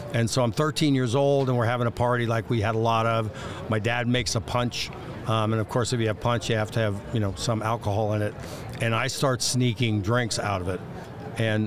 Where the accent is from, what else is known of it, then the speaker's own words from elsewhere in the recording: Dayton, Ohio, United States; I grew up in Dayton, Ohio